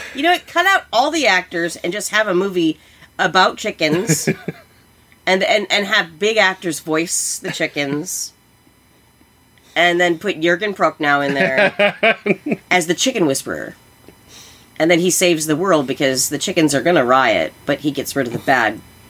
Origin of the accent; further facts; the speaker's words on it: Iowa, United States; we are from Iowa.